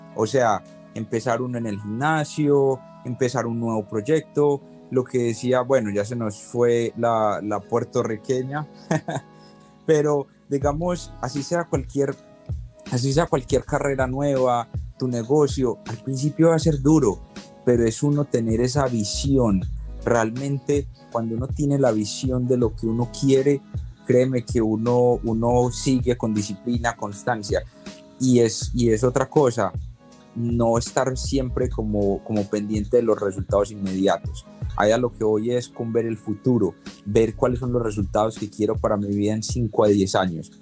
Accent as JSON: {"language": "Spanish", "country": "Colombia", "moved": "yes", "lives_now": "Los Angeles, United States", "said": "Soy de Colombia, vivo en Los Ángeles"}